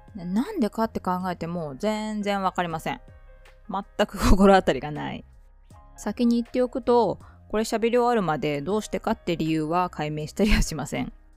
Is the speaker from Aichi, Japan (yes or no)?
no; Shimizu, Shizuoka, Japan; moved away as an adult; also born or lived in Tokyo; now in Yokohama, Japan; 清水の生まれ育ちです